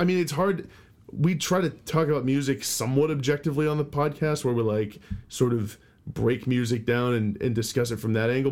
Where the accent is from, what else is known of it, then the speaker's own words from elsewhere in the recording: Boston, Massachusetts, United States; We're from the Boston